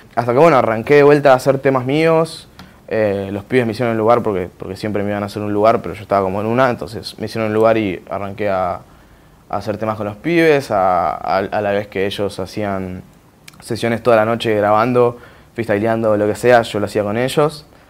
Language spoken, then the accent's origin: Spanish; Santos Lugares, Buenos Aires Province, Argentina; Nací en Santos Lugares, 3 de febrero